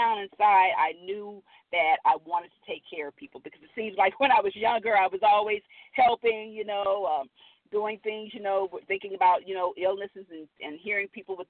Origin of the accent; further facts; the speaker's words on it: Los Angeles, California, United States; also born or lived in Midwest; I grew up in South Central Los Angeles.